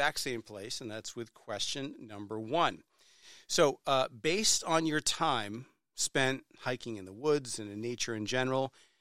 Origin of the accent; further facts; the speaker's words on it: New Hampshire, United States; I was born and bred in New Hampshire. It's a great state. I still live there